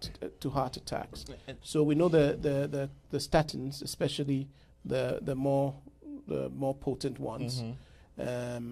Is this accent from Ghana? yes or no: yes; Ghana; moved away as an adult; also born or lived in New York, United States; now in United States; I'm originally from Ghana, and I did my medical school back in Ghana